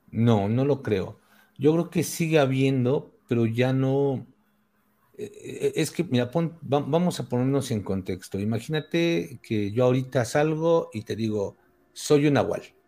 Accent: Mexico; aquí en el pueblo donde, de donde soy

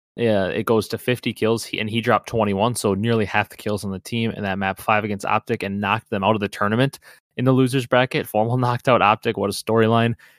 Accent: Wisconsin, United States; I'm from Wisconsin

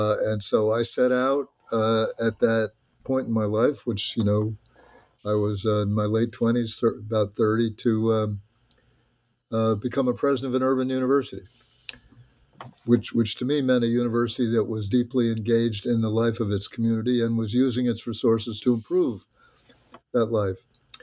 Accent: New Jersey, United States; So I went to work for the Model Cities Program in Trenton, New Jersey, which was the capital of my home state

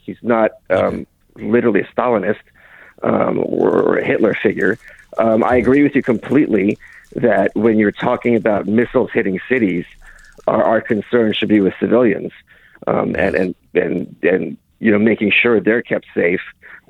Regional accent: Lviv, Lviv Oblast, Ukraine; moved away; I was born in Ukraine.

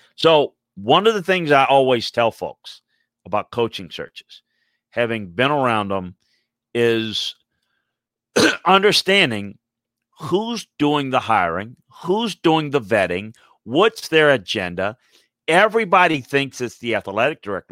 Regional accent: Louisiana, United States; I'm from Louisiana

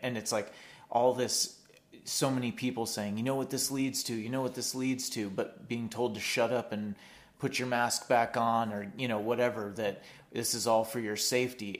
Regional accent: United States; speaking as an American

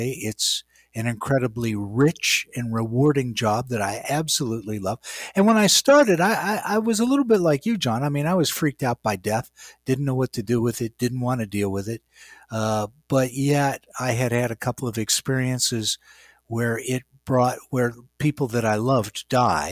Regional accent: West Virginia, United States; moved away; I grew up in West Virginia.

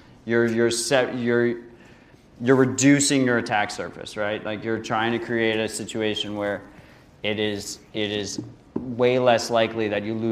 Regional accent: New York, United States; as a New Yorker

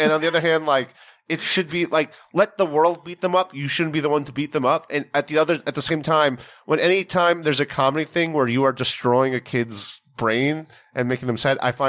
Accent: New York City, New York, United States; also born or lived in Chicago; as a child growing up in New York City as a Jewish person.

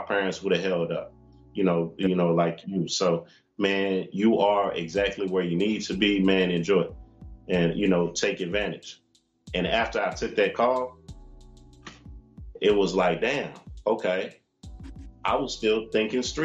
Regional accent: Oakland, California, United States; I come from Oakland, California

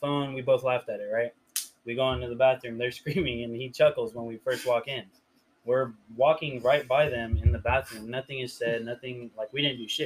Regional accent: Riverside, California, United States; we're from Riverside, Drupa Valley, you know? And then they're like, oh, what part? And I was like, Rubido

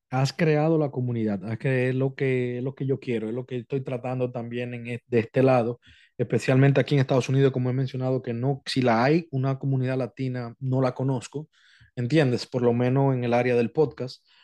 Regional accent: Dominican Republic; now in United States; República Dominicana, mi país natal

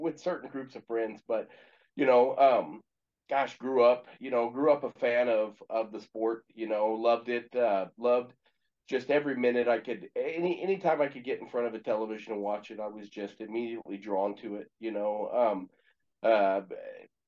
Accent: Exeter, California, United States; also born or lived in Cameron Creek, California / Visalia, California; now in Springfield, Missouri, United States; I'm born in California, you know, a little city called Exeter, California.

